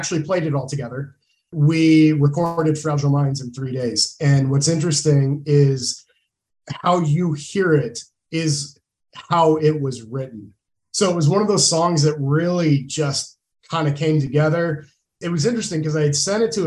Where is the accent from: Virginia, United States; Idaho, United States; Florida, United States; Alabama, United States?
Idaho, United States; Moscow; we come from a small town. We're from Moscow, mm-hmm. Idaho. Small college town